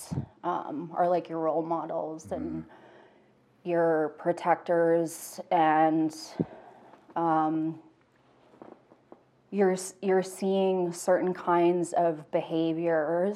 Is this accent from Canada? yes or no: yes; Cochrane, Alberta, Canada; also born or lived in Calgary; I was born in Calgary. I grew up in Cochrane